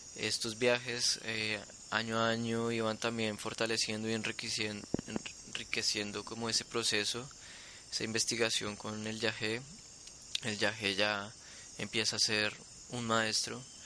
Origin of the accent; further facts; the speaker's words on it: Bogotá, Colombia; Yo soy de Bogotá y nací en Bogotá y viví y crecí toda la vida allí